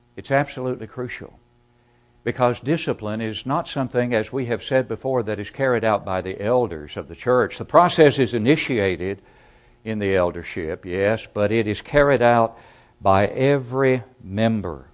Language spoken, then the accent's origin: English; Smithville, Tennessee, United States; my hometown congregation of Smithville, Tennessee